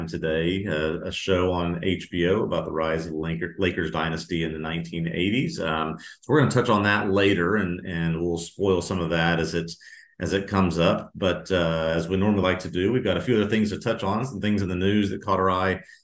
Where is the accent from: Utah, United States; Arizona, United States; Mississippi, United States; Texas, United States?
Texas, United States; Houston; I grew up in Houston and have been a Rockets fan for as long as I can remember